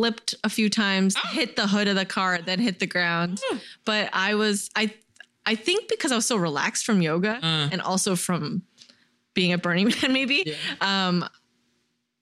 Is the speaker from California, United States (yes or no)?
yes; San Jose, California, United States; also born or lived in New York; the San Jose Museum of Art, so my hometown contemporary art museum